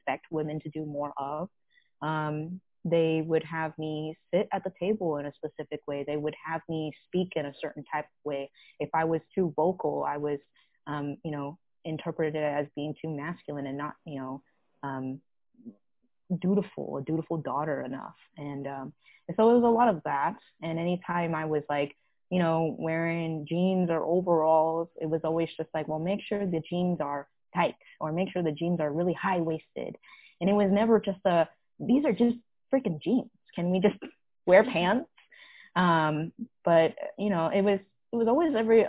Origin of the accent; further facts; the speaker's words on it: United States; I'm Vietnamese American, but I'm also Chinese American.